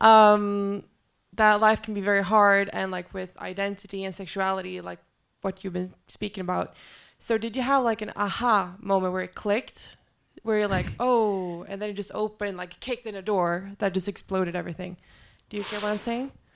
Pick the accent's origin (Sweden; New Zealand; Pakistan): Sweden; I'm from Sweden